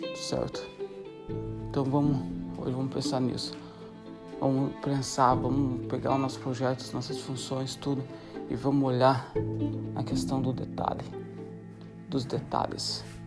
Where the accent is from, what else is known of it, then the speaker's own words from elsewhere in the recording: Santa Catarina, Brazil; moved away as an adult; also born or lived in Africa / South America / Europe; sou brasileiro de Santa Catarina